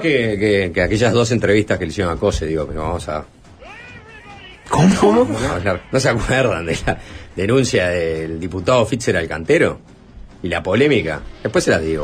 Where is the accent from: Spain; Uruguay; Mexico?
Uruguay; somos los uruguayos